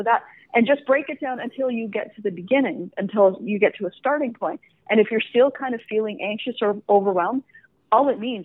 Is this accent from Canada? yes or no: yes; Canada; I'm from Canada.